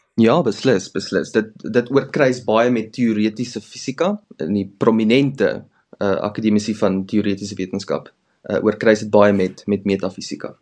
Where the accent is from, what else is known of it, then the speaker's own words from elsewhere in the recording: Heidelberg, Gauteng, South Africa; ek is gebore in 'n klein dorp uh langs die Suikerbosrand in Heidelberg by Johannesburg op die N